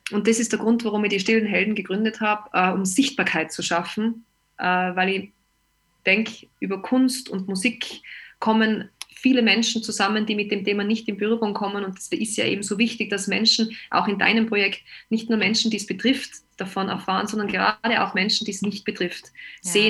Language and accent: German; Austria; Ich bin aus Österreich und äh, bei uns gab es dann natürlich auch den Lockdown